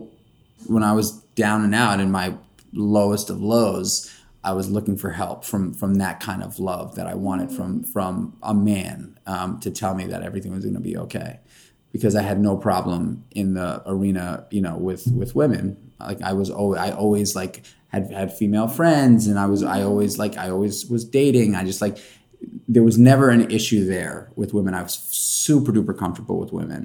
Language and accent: English; New York City, New York, United States; I'm born and raised in New York City. I grew up in Manhattan.